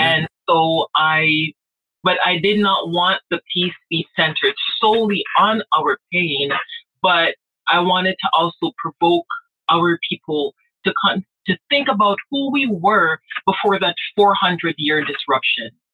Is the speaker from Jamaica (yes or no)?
yes; Jamaica; moved away; I grew up in Jamaica